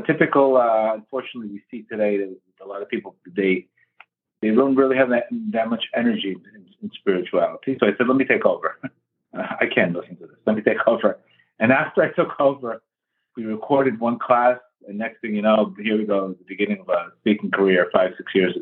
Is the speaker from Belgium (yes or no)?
no; Colombia; also born or lived in South Florida; now in Florida, United States; I was born in Colombia